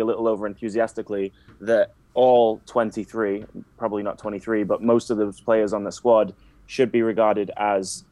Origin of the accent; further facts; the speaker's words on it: Carlisle, North West England, United Kingdom; moved away as an adult; also born or lived in Manchester; now in United States; So I am English. I was born in Carlisle.